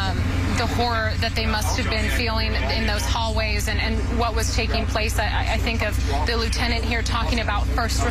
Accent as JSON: {"language": "English", "region": "Colorado", "country": "United States", "tie": "born or raised there", "moved": "yes", "lives_now": "San Antonio, United States", "said": "I'm from Colorado. I grew up with Columbine. I was locked down as a fifth grader during Columbine."}